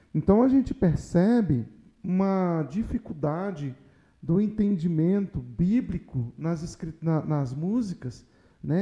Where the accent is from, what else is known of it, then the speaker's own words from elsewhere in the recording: Brazil; eu continuo sendo brasileiro